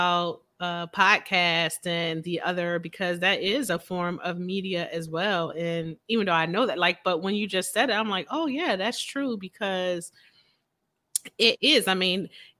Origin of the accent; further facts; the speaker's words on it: Philadelphia, Pennsylvania, United States; Philadelphia, my hometown